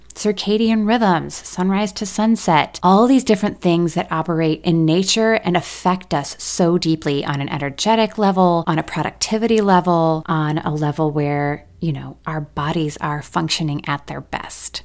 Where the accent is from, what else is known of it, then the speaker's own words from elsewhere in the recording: Michigan, United States; now in Nashville, United States; we moved back to my hometown in Michigan for a couple of years